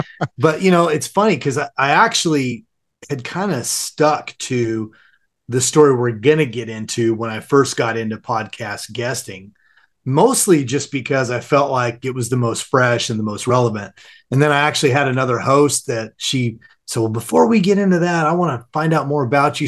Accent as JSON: {"language": "English", "region": "Southern California", "country": "United States", "tie": "born or raised there", "said": "I grew up in Southern California, sunny Southern California"}